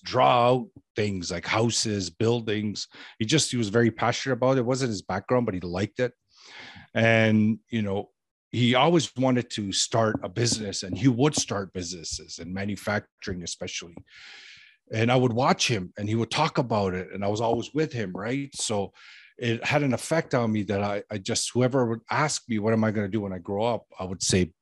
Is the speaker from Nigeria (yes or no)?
no; Toronto, Ontario, Canada; I grew up in Toronto, Canada, and surrounding areas.